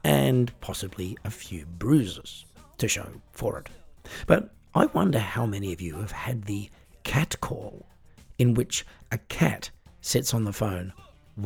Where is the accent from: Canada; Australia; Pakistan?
Australia; now in Germany; I was born and raised in Australia. I now live in Germany